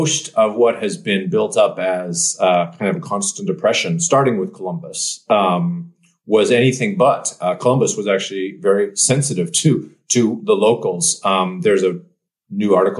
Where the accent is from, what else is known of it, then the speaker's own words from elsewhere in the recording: Western Canada, Canada; now in Portland, United States; ended up here in beautiful Portland, since I'm from Western Canada.